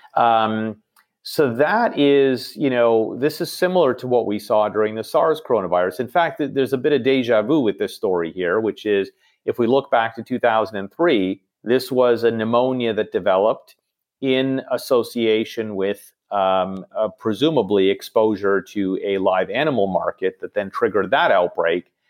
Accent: Toronto, Ontario, Canada; also born or lived in New York; Toronto, as I mentioned, is, is, uh, where I grew up and, and home

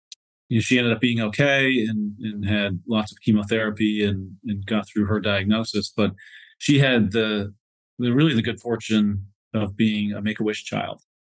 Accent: Northwest Pennsylvania, United States; So I grew up in Northwest Pennsylvania in a really small sort of farm town.

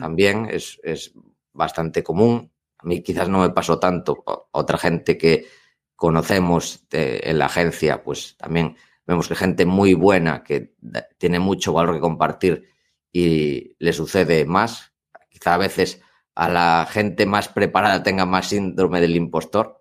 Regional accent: Spain

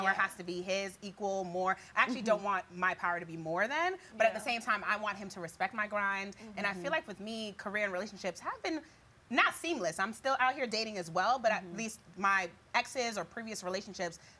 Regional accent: New York City, New York, United States; growing up in the Bronx

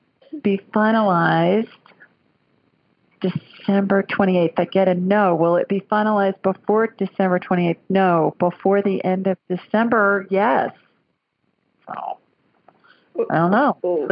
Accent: the North, United States; now in Southern United States; Down here in the deep South, they make cornbread dressing. And, I'm a Yankee. I grew up in the North. So that's not how they make it up there.

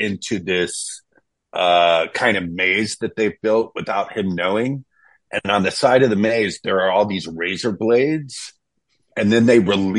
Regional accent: Texas, United States; I grew up in Texas

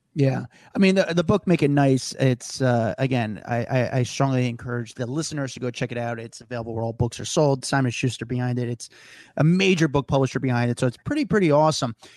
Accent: New York City, New York, United States; As a New Yorker

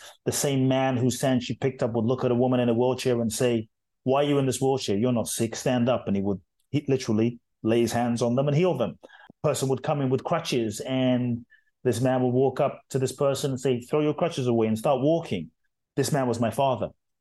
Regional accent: London, United Kingdom; born or raised there; also born or lived in Ghana

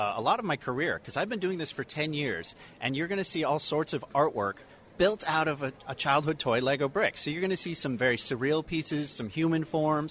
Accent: Oregon, United States; I grew up in Oregon

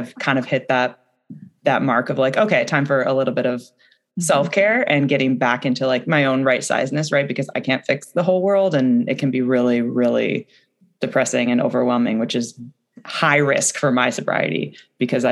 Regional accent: the Northwest, Pacific Northwest, United States; I'm from the Northwest

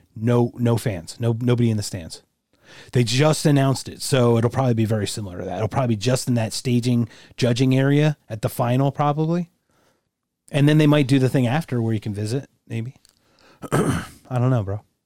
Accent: Philadelphia, Pennsylvania, United States; growing up in Philadelphia

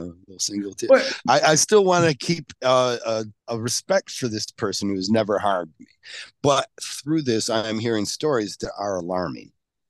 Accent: Canada; I'm Canadian.

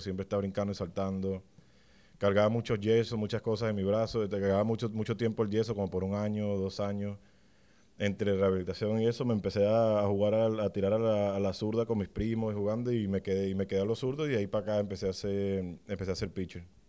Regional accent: Venezuela; compatriotas venezolanos

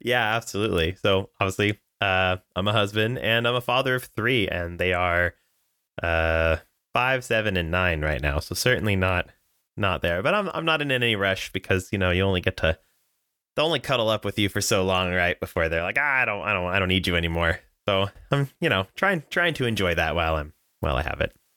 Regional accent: Southern California, United States; I was born and raised here in Southern California

